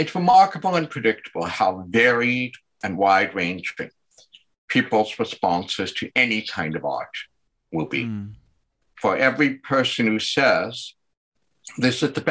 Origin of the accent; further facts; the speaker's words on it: Winnipeg, Manitoba, Canada; moved away; also born or lived in Toronto; It's the eternal winter growing up in Winnipeg on the prairies